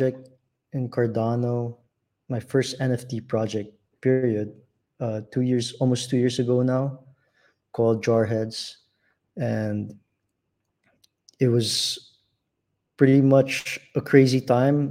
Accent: Manila, Metro Manila, Philippines; I'm from Manila, the Philippines

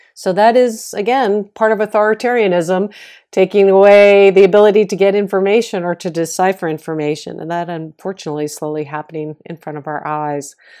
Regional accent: Boston, Massachusetts, United States; accent: Boston; my Boston accent

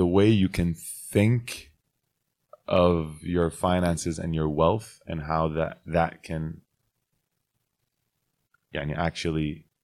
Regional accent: United States; Look, I'm American, so I would, I would

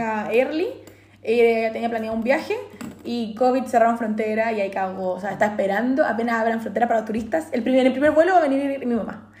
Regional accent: Chile; moved away as an adult; now in Australia; los demás decimos como demás chilenos

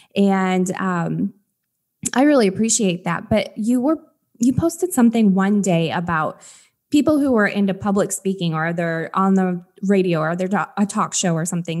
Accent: Michigan, United States; moved away; I'm from Michigan originally

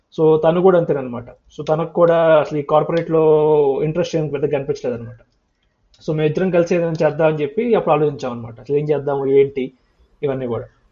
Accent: Andhra Pradesh, India; also born or lived in Jangaon, Warangal district, Telangana / Prakasam district, Andhra Pradesh / Guntur, Andhra Pradesh; మొత్తం చిన్నప్పటి నుంచి పెరిగింది ఆంధ్రలోనే

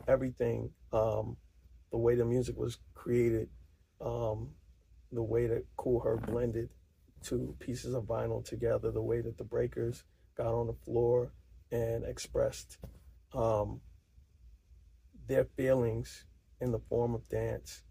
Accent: New York City, New York, United States; as a New Yorker

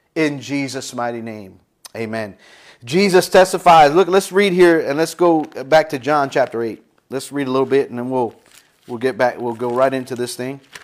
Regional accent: United States; as an American

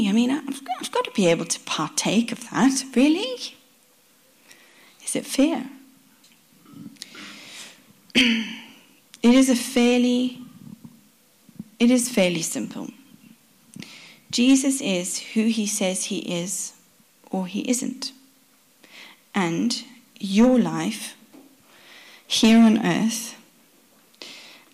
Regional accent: South Africa; My parents are Dutch. They come from the Netherlands. We grew up in South Africa

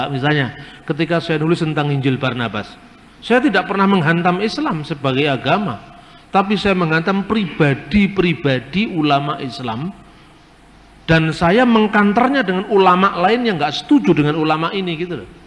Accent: Indonesia; Ya mesti aja Yusuf Roni orang Palembang, saya orang Jawa.

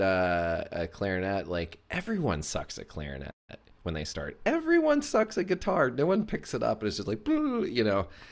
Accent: Chattanooga, Tennessee, United States; I'm from Chattanooga, Tennessee. I was born and raised there

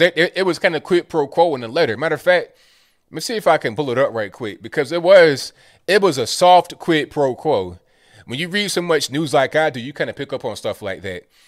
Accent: Virginia, United States; I'm from Virginia

